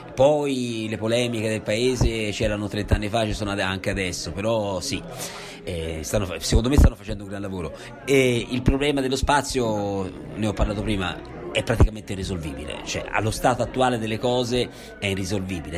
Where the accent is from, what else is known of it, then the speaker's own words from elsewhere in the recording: Italy; moved away as an adult; ho scelto di tornare a Borgo, da dove sono partito, quindi questo è il mio paese, sono nato, ci ho vissuto, adesso ci sono tornato